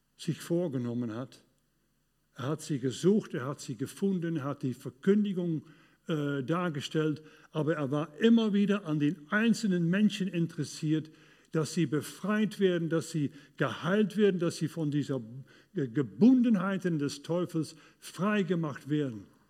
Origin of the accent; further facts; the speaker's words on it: Duisburg, North Rhine-Westphalia, Germany; In Duisburg, in, äh, in, in meiner Heimat